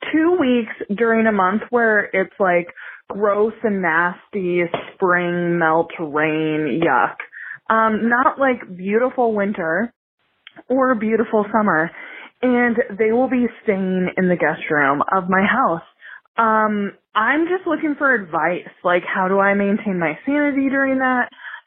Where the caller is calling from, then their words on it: Alaska, United States; I am calling you from Alaska, and that part of this lady problem is important.